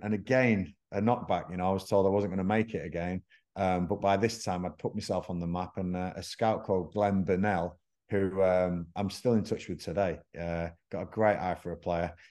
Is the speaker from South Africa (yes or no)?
no; Blackburn, North West England, United Kingdom; moved away; Blackburn Rovers, which is my hometown.